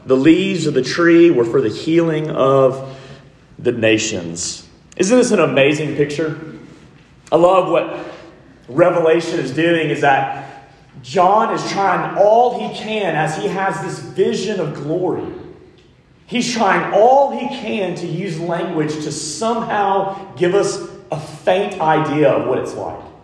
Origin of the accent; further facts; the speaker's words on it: Montgomery, Alabama, United States; I grew up in Montgomery, Alabama